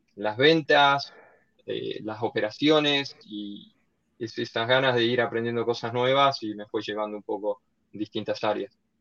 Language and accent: Spanish; Argentina; moved away as an adult; also born or lived in Barcelona, Spain / New York, United States; originariamente de Argentina, como todo argentino tres cuartos italiano y un cuarto español